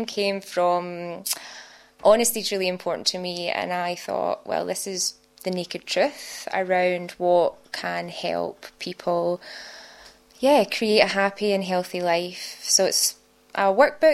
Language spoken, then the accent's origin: English; Scotland, United Kingdom; now in Sydney, Australia; My accent gives it away that I wasn't born in Australia. I'm from Scotland. I know I have a very thick accent